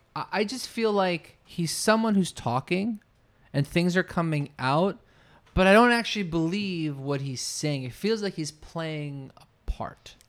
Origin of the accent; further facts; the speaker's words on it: New Jersey, United States; I grew up in New Jersey